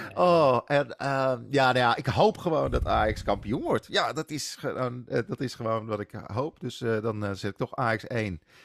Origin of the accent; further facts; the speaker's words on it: Netherlands; als Nederlanders